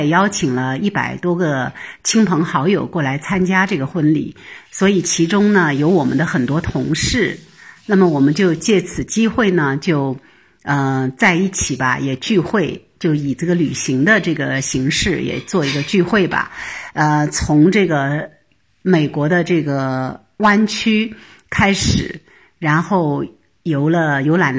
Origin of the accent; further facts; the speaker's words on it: Shenzhen, Guangdong, China; Hello，大家好，嗯， … 我是来自深圳的新移民。